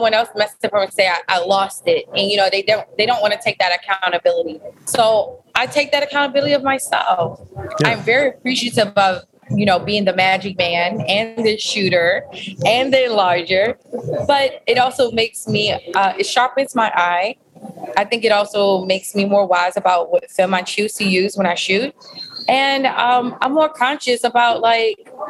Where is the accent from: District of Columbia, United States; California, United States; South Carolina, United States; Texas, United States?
District of Columbia, United States; Washington; I grew up in D.C. I'm from originally all over D.C.